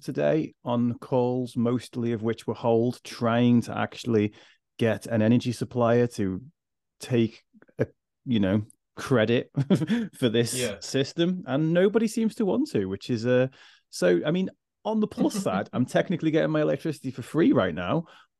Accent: Liverpool, North West England, United Kingdom; my accent's a little bit softer than it used to be these days, but I am actually from Liverpool and I went to the 14th worst school in the country.

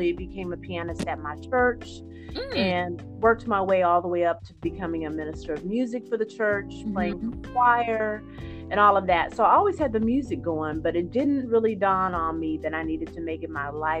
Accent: Topeka, Kansas, United States; my hometown of Topeka, Kansas

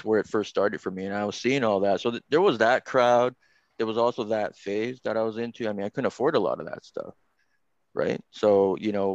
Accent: Toronto, Ontario, Canada; my parents decide that they're going to move me from downtown to Scarborough

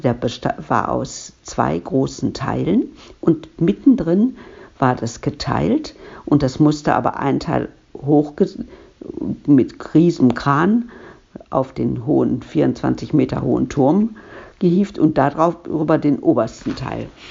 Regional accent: Duisburg, North Rhine-Westphalia, Germany; Ich bin in Ungelsheim geboren, aber eigentlich hieß das ja damals noch nicht Ungelsheim

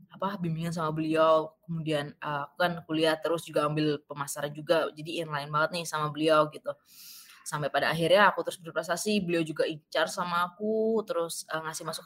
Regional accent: Jombang, East Java, Indonesia; dari kota-kota besar aku dari Jombang kalau kalian tahu ya itu kayak se kota kecil kabupaten kecil di, di Jawa Timur kayak gitu

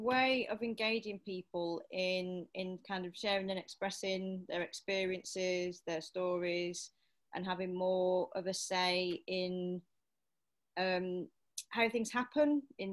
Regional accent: New York City, New York, United States; moved away as an adult; now in Manchester, United Kingdom; I'm originally from New York City, but living in Manchester for the past year

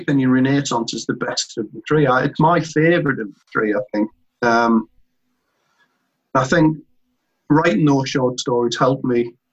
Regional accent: Northumberland, North East England, United Kingdom; when I was a kid in my hometown in Northumberland

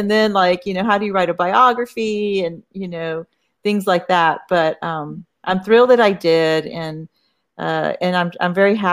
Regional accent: Corpus Christi, Texas, United States; moved away as an adult; Uh, I grew up here, but I, I, left to go to college and I, I, was away for like 30 years. So and I just moved back, uh, you know, three years ago.

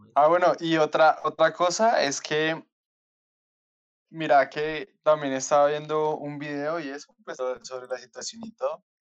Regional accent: Colombia; somos más colombianos

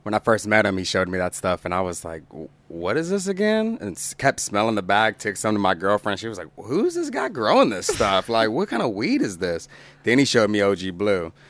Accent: Tulsa, Oklahoma, United States; also born or lived in Owasso, Oklahoma; I grew up here in Tulsa

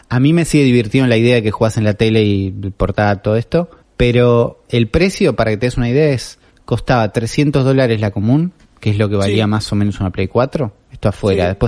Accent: Argentina

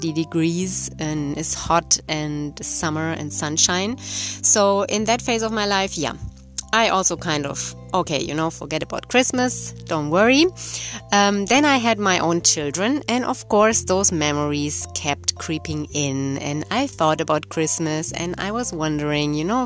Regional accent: Germany; moved away as an adult; also born or lived in Brazil; I grew up in Germany

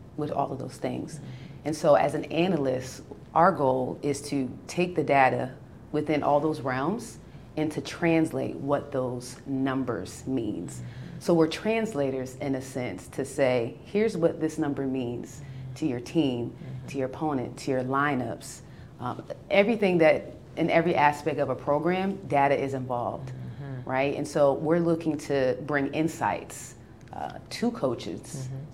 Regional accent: New Brunswick, New Jersey, United States; I'm from New Brunswick, New Jersey

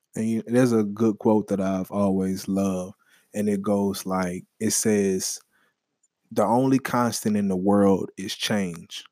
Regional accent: New Orleans, Louisiana, United States; now in Texas, United States; I'm from New Orleans

